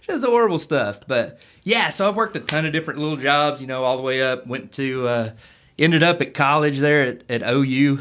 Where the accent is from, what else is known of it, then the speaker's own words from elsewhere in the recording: Pauls Valley, Oklahoma, United States; I was from Paul's Valley